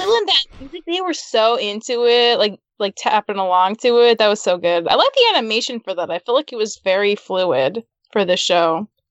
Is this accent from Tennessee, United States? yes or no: no; Utah, United States; I grew up in Utah